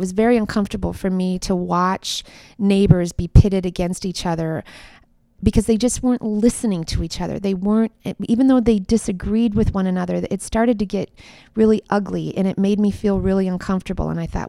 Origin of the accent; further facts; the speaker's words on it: Minnesota, United States; my community that I grew up in Minnesota actually is starting it this summer